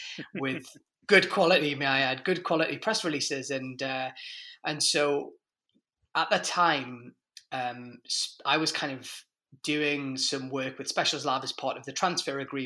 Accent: Newcastle upon Tyne, North East England, United Kingdom; moved away as an adult; now in United States; I was brought up in Newcastle, in the northeast of England

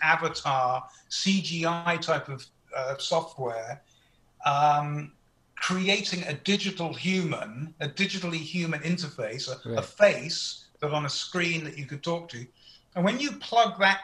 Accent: United Kingdom; moved away as an adult; now in United States; as a Brit who's lived in America for 20 years

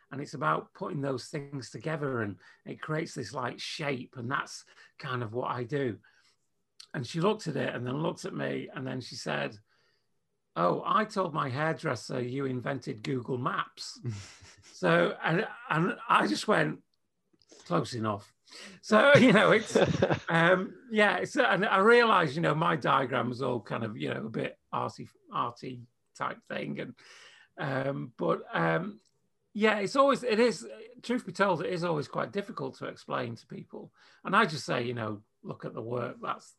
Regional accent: England, United Kingdom; being English

